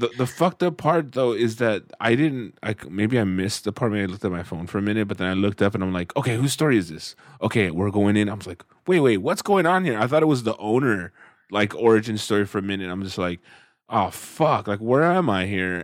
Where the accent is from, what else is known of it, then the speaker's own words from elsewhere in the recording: Central Valley, California, United States; growing up in the Central Valley